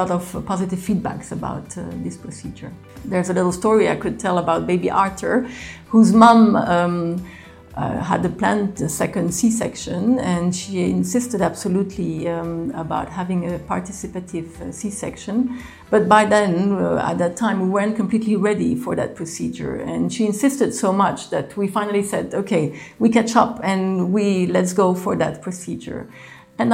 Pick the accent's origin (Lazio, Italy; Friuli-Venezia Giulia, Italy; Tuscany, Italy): Lazio, Italy; Rome; also born or lived in Geneva, Switzerland / Belgium; I'm Belgian. I grew up in Rome and in Geneva.